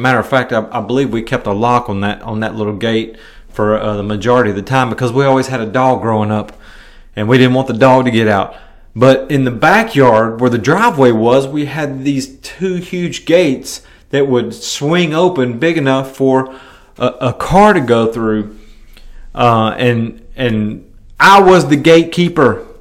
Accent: Milan, Tennessee, United States; moved away; my hometown of Milan, Tennessee

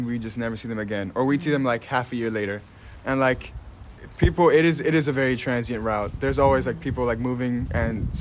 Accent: New York City, New York, United States; also born or lived in Long Island; now in Philadelphia, United States; I am originally from New York, Queens, or Long Island. I don't know which one to rep at this point. I'm still struggling with that. But let's say Queens

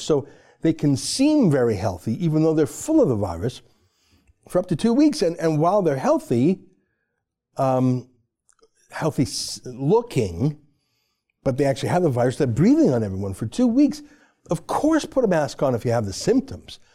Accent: Canada

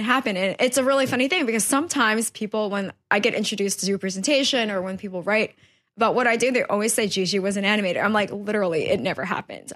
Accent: New York City, New York, United States; also born or lived in Guangdong, China / West Harlem; I spent my whole life mostly in Woodhaven, Queens

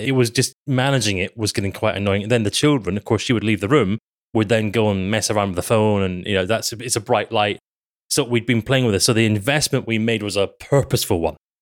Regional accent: United Kingdom; we're British

